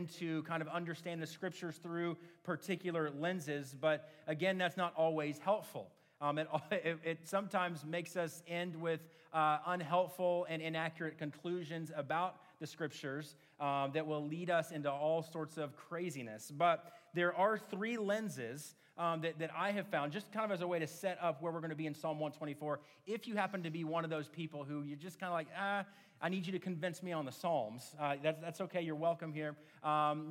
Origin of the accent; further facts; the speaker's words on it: Oklahoma City, Oklahoma, United States; moved away; I grew up in Oklahoma City, but since moving back to Oklahoma City in 2017